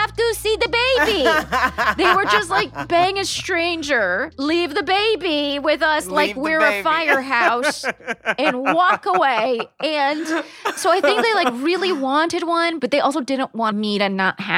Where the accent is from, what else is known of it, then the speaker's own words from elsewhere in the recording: Palm Springs, California, United States; I grew up in Palm Springs, California, which is in fact a resort town